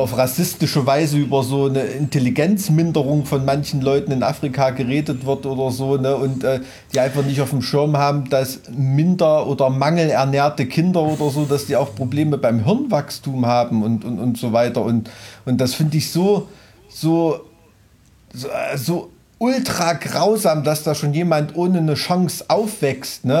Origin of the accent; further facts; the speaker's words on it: Weimarer Land, Thuringia, Germany; ich komme aus Weimarer Land